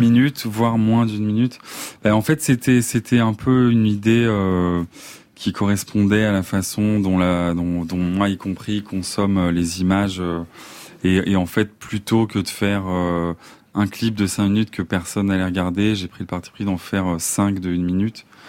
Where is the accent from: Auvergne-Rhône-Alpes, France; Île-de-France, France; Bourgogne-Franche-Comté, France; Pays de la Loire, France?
Île-de-France, France; Vincennes; also born or lived in Besançon / Paris; moi, j'ai grandi à Vincennes, mais je suis né à Besançon